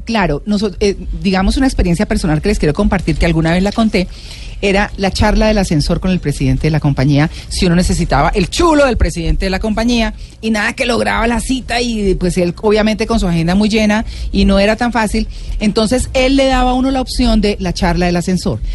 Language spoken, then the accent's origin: Spanish; Colombia; nosotros como colombianos